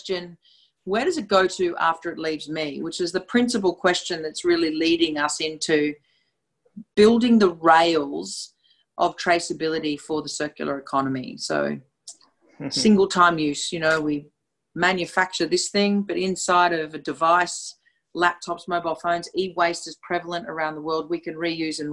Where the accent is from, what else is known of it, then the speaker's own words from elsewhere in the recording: Australia; accent: Australian; also born or lived in Brisbane, Australia / London; My accent is very clear. It's from Australia. So I'm broadcasting from my home in Brisbane.